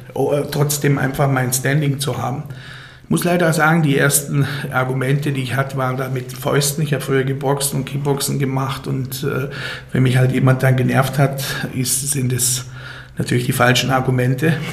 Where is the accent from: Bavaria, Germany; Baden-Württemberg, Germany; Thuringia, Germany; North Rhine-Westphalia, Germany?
Baden-Württemberg, Germany; Titisee-Neustadt; ich bin äh, geboren und aufgewachsen im Schwarzwald